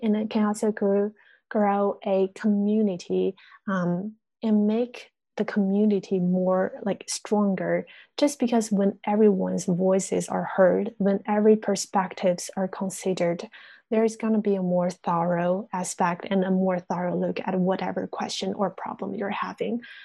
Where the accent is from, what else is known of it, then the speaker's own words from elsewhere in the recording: China; English is a second language; moved away as an adult; now in United States; I'm always back in China